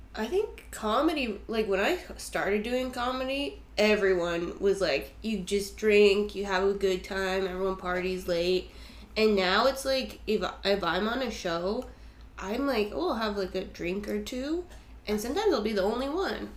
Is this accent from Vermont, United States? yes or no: yes; Vermont, United States; I'm from Vermont.